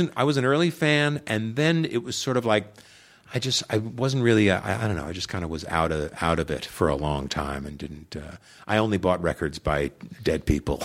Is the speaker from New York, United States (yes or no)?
yes; Long Island, New York, United States; moved away; I grew up on Long Island, New York